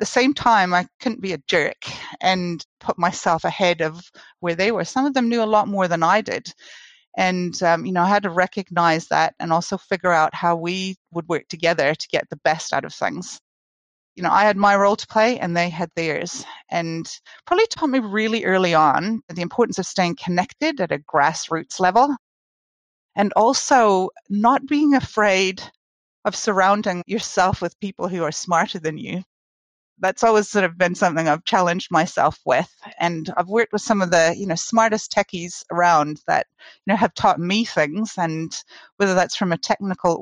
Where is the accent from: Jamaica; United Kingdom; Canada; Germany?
Canada; moved away as an adult; now in New Zealand